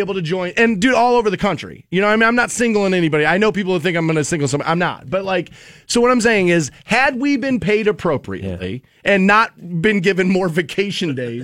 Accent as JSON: {"language": "English", "town": "Twinsburg", "region": "Ohio", "country": "United States", "said": "I'm from Twinsburg"}